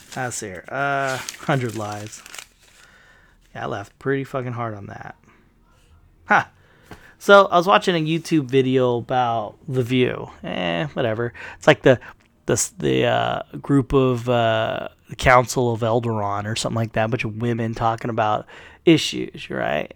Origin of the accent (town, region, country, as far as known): United States